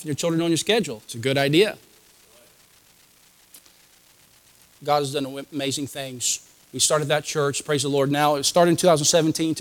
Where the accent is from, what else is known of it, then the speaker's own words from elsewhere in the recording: United States; I'm an American